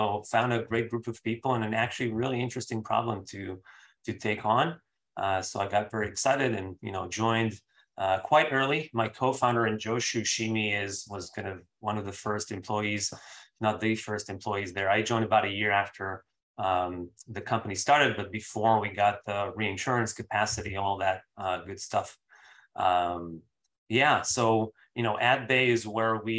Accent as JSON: {"language": "English", "country": "Israel", "also_born_or_lived": "Bay Area, United States", "moved": "as an adult", "lives_now": "United States", "said": "I'm from Israel originally. I moved in 2008 to the Bay Area for school."}